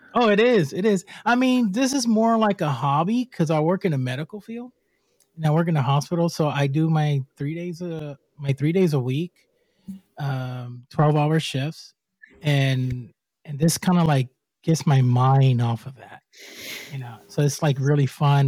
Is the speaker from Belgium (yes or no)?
no; Puerto Rico; I'm from Puerto Rico.